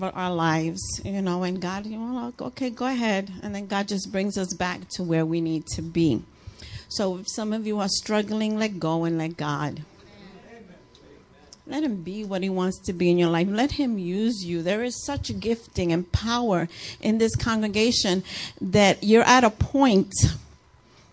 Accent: New York, United States; moved away; I'm a New Yorker

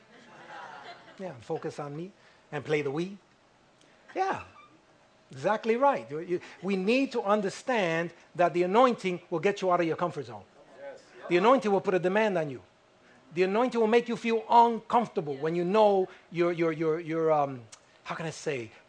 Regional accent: United States; I'm an American

